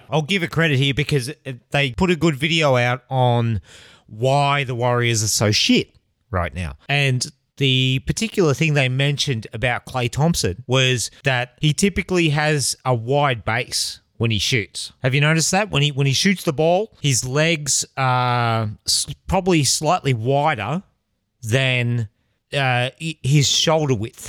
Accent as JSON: {"language": "English", "country": "Australia"}